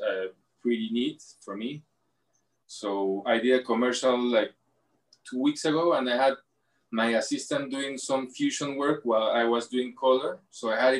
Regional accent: Lima, Peru; I'm from Lima, born in Lima, in Miraflores

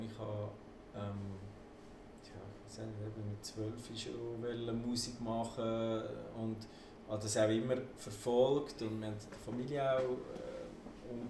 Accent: Aargau, Switzerland; Ich kann ja einfach auf Schweizerdeutsch singen. Mhm. Nur ist das einfach als Aargauer irgendwie nicht so verbreitet gewesen

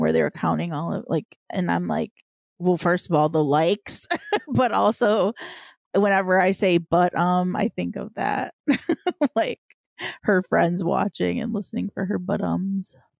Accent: Chicago, Illinois, United States; I'm from Chicago

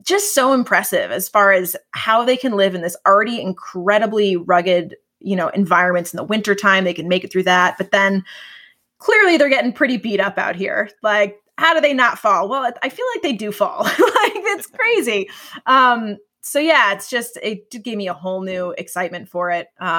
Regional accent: New England, United States; Growing up in New England

